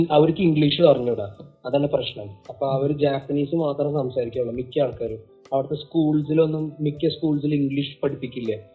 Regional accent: Oman; middle east Oman പിന്നെ നമ്മൾ അവിടെ ജനിച്ചു വളർന്ന

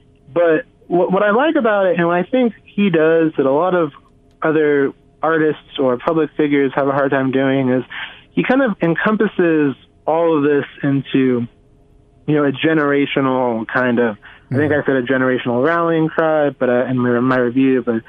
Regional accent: Houston, Texas, United States; I'm from I'm from Houston

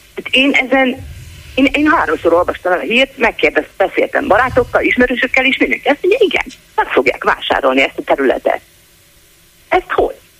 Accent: Szeged, Csongrád-Csanád, Hungary; szegedi vagyok

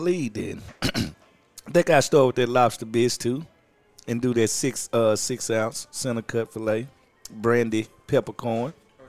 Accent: Mississippi, United States; Because I'm from Mississippi.

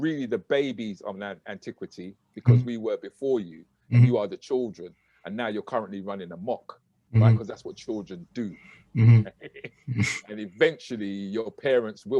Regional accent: United Kingdom; we can be proud of being Black British

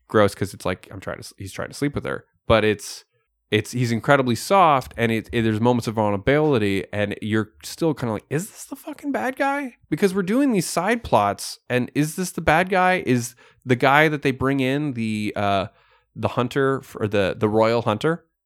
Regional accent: Canada; We are Canadian

